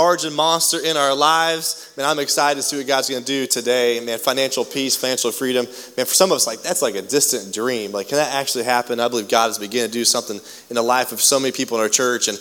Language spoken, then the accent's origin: English; United States; most of us, as American families